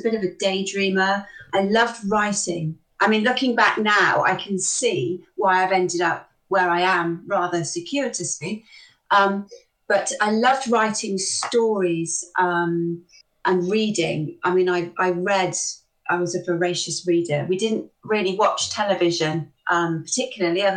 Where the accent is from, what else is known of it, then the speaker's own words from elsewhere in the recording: Bristol, South West England, United Kingdom; I was born in Bristol. Bristol born and bred, as were my parents